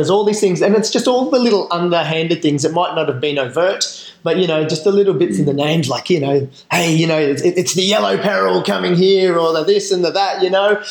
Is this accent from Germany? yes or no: no; Australia; also born or lived in Philippines; I, grew up in mining towns here. So, okay. we migrated to Australia in 1982